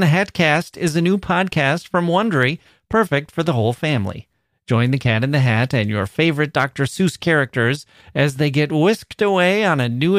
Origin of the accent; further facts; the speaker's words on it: Leeuwarden, Friesland, Netherlands; English is a second language; also born or lived in Melbourne; I was born in Leeuwarden, a small provincial town in the north of Holland, and in the 80s, my parents thought it would be a good idea to move to Australia, Melbourne.